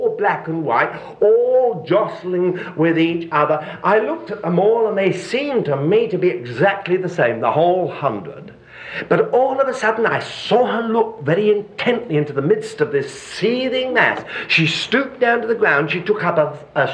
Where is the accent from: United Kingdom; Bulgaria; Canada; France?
United Kingdom; moved away as an adult; I was brought up in Britain where there are millions of sheep. And I now live in another part of the world where there are sheep everywhere